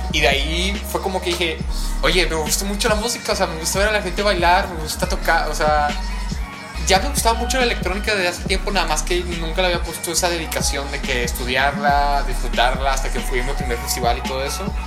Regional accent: Mexico; siendo mexicano

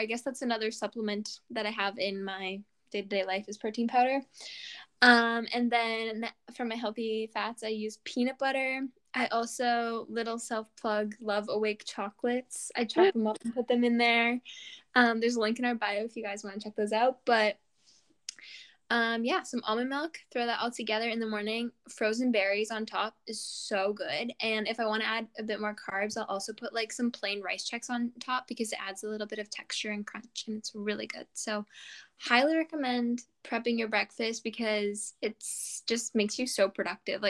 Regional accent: Canada; we're Canadian

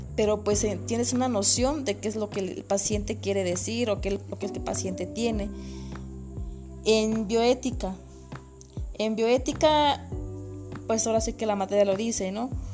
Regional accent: San Jorge Nuchita, Oaxaca, Mexico; soy de San Jorge Nuchita

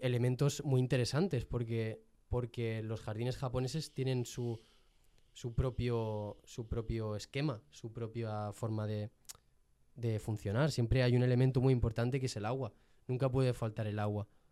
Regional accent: Jaén, Andalusia, Spain; soy de Jaén

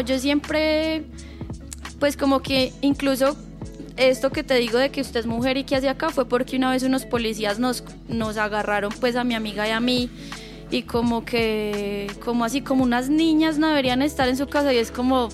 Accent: Chinchiná, Caldas, Colombia; moved away as an adult; also born or lived in Manizales; now in Bogotá, Colombia; Yo nací en Manizales, me crié en Chinchina volví a Manizales a estudiar

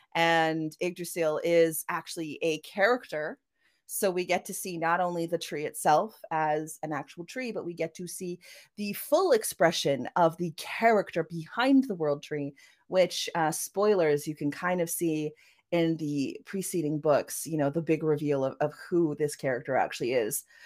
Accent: Vancouver, British Columbia, Canada; accent: Vancouver; also born or lived in Norway; I was raised, you know, going between uh, Norway and Canada, although I spent most of my time in Canada. Um, as you can hear from my accent, I yeah, Def- know, definitely that Vancouver that Vancouver accent of mine

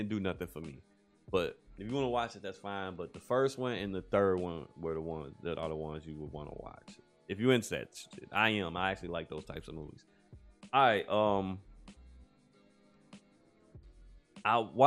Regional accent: United States; as a black man in America, as an American citizen

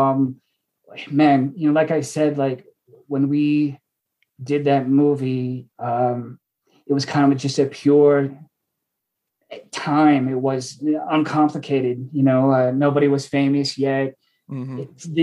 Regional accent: Washington, United States; moved away; I'm from Washington.

